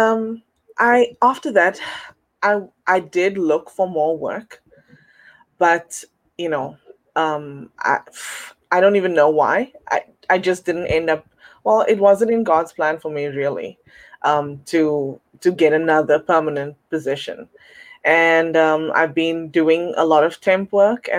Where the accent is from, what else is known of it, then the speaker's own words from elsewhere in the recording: South Africa; now in Toronto, Canada; I'm originally from South Africa, and I'm currently residing in Toronto, Canada